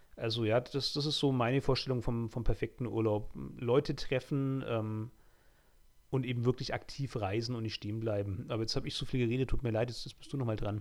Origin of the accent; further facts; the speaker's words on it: Germany; als Deutscher